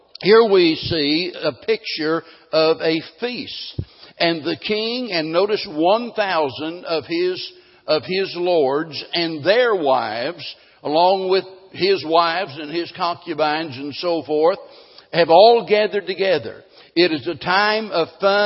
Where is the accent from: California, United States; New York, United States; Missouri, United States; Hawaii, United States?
Missouri, United States; Springfield; growing up in Springfield